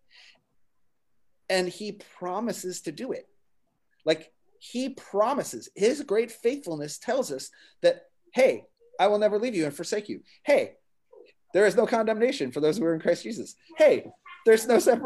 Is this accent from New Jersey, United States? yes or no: yes; New Jersey, United States; I'm from New Jersey